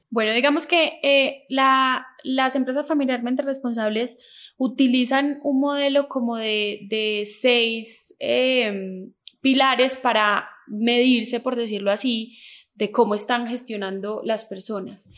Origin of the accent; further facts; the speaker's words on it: Manizales, Caldas, Colombia; moved away as an adult; also born or lived in France / Bogotá; now in Manizales, Colombia; nací aquí en Manizales, digamos que hace mucho tiempo me fui de Manizales, hace 15 años me había ido de Manizales